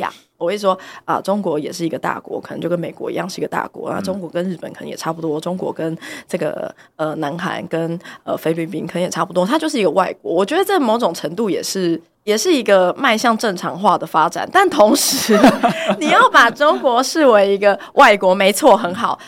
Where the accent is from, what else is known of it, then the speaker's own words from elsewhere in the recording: Taiwan; 我们自己作为台湾人